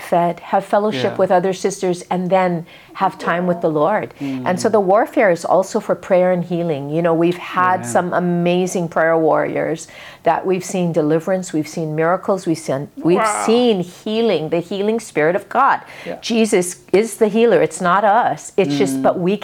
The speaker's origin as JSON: {"language": "English", "town": "Kaneohe", "region": "Hawaii", "country": "United States", "tie": "born or raised there", "said": "when I was a little kid growing up in Kaneohe"}